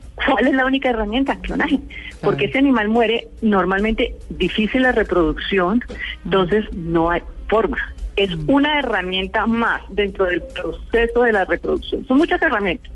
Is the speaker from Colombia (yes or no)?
yes; Bogotá, Colombia; also born or lived in Pereira; realmente yo me considero bogotana porque yo nací en Pereira, pero al año me trajeron a Bogotá mis padres